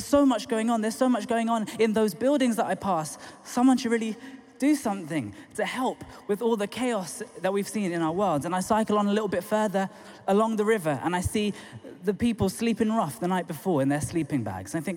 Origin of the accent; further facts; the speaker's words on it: London, United Kingdom; I'm from Tooting in South London originally, come on, south of the river